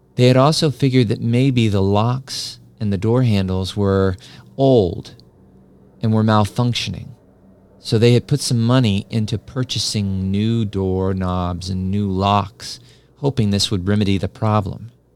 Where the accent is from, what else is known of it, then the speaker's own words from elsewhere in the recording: New Mexico, United States; as a kid growing up in New Mexico